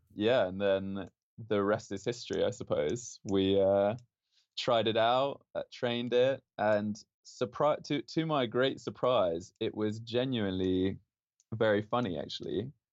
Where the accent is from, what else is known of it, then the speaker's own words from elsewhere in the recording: London, United Kingdom; moved away as an adult; also born or lived in Spain / Oxford; now in Stanford, United States; I grew up in London from the age of five